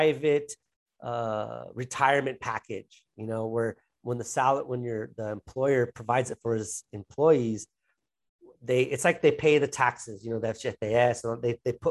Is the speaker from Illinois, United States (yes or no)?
no; Los Angeles, California, United States; now in João Pessoa, Brazil; I'm from Los Angeles, California.